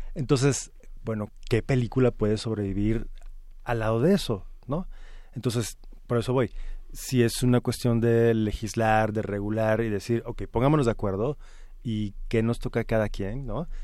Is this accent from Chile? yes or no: no; Mexico; como mexicanos